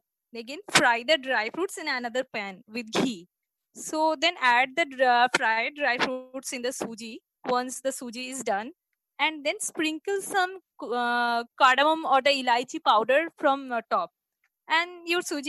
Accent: Kolkata, West Bengal, India; I'm from Bengal, Kolkata

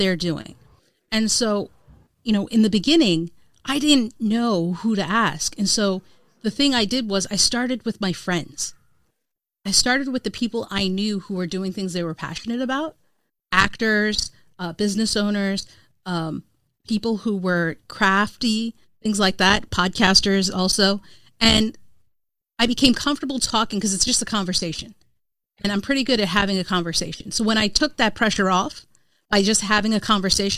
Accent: India; as an Indian woman

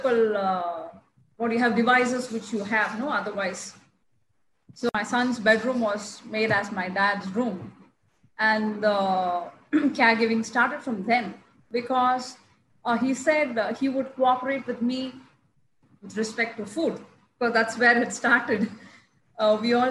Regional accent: Chennai, Tamil Nadu, India; I'm from Chennai

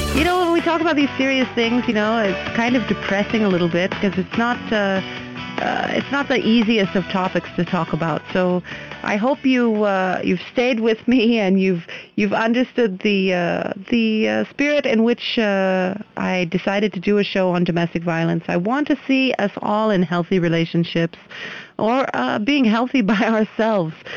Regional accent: United States; now in India; I'm an American

